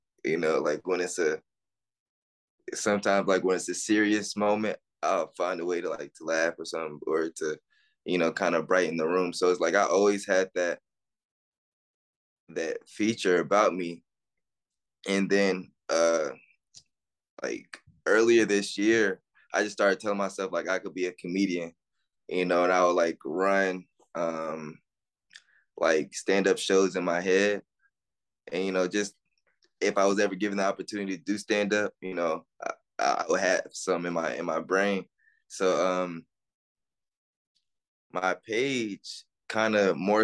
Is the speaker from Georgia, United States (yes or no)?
yes; Atlanta, Georgia, United States; also born or lived in Texas; I grew up on the west side of Atlanta.